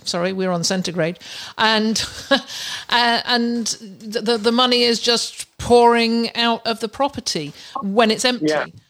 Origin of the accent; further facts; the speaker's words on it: United Kingdom; I'm I'm a Brit- I'm British.